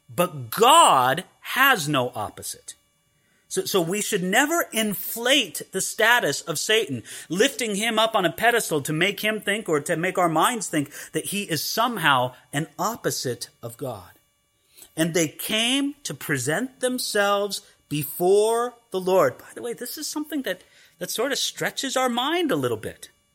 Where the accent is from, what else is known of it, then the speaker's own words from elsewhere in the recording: California, United States; when I grew up in California, I knew what a hedge was